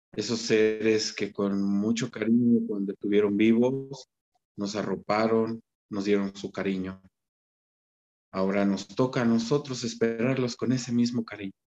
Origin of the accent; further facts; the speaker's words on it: Mexico; soy mexicano